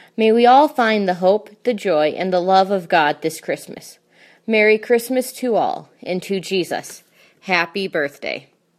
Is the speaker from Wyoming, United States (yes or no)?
yes; Wyoming, United States; I grew up in Wyoming